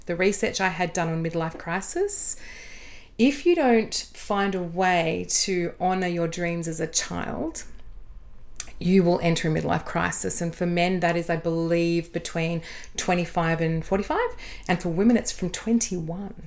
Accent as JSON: {"language": "English", "town": "Adelaide", "region": "South Australia", "country": "Australia", "tie": "born or raised there", "also_born_or_lived": "Sydney", "moved": "as an adult", "said": "Would you believe Adelaide?"}